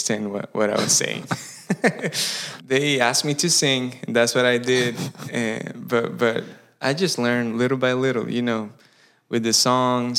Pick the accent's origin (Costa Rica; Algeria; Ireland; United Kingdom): Costa Rica; English is a second language; moved away as an adult; now in Greenville, United States; I was born and raised in Costa Rica